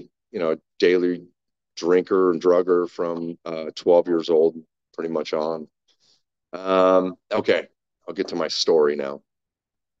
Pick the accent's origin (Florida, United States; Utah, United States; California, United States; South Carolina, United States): California, United States; Huntington Beach; also born or lived in Sacramento, California; in 1979, I moved from Huntington Beach, California to Sacramento.